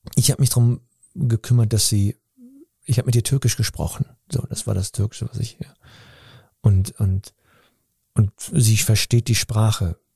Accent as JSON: {"language": "German", "town": "Cologne", "region": "North Rhine-Westphalia", "country": "Germany", "tie": "born or raised there", "said": "ich bin in Deutschland aufgewachsen, in einer türkischen Familie"}